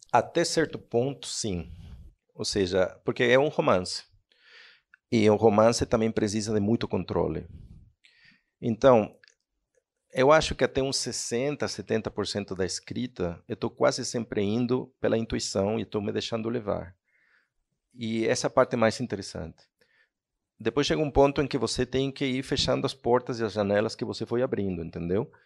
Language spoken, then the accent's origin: Portuguese; Mexico; Portuguese is a second language; moved away as an adult; also born or lived in Spain / Barcelona; sou um escritor mexicano